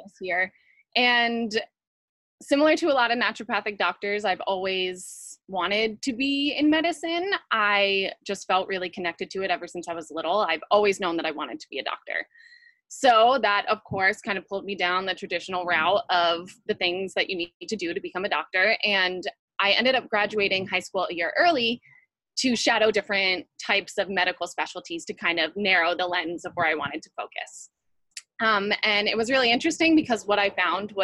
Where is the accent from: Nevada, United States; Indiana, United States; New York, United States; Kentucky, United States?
New York, United States; moved away as an adult; now in California, United States; I left my hometown in New York. I moved to California